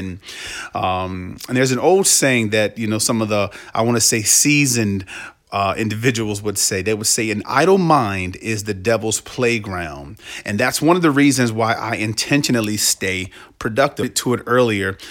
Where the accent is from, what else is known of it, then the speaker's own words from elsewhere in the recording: Washington, District of Columbia, United States; also born or lived in Canton, Ohio; I was born in Canton, Ohio, but my family and I moved to the Washington, D C metro area in the mid to late eighties with my siblings.